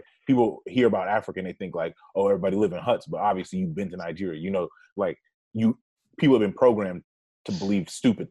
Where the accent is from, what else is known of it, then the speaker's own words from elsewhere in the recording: Jamaica; we're both Jamaican, you know, right. take Jamaican too.